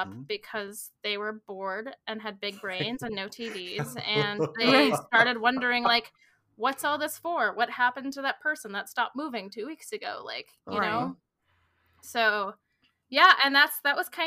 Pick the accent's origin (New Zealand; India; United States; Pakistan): United States; San Francisco, California; also born or lived in Bible Belt; now in Maryland, United States; I grew up in San Francisco in a very Chinese neighborhood